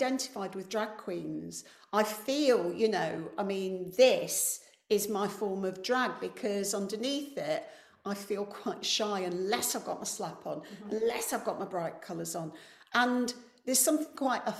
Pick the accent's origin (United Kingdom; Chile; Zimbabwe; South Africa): United Kingdom; Coalville, East Midlands; moved away; I'm from a mining town called Colville that doesn't have one working mine